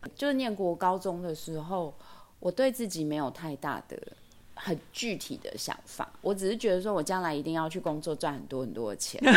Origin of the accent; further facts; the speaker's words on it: Taipei, Taiwan; 我是台北人